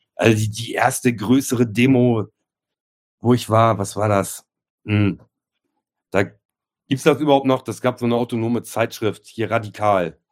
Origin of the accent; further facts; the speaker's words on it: Germany; ich komme ursprünglich aus, aus einem kleinen Kaff hier aus dem Speckgürtel in Hamburg